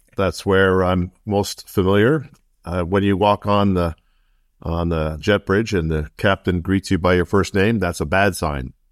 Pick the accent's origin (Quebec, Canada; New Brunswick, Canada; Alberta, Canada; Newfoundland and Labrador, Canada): Quebec, Canada; Montreal; moved away as an adult; also born or lived in Sherbrooke, Quebec / United States; I grew up in Montreal, uh, and then basically, uh, went, uh, to school there and then went really down to f, the States in, uh, in, uh, the late eighties